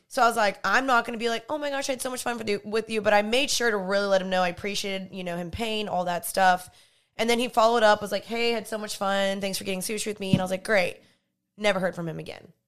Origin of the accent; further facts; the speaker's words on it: the South, United States; growing up in the South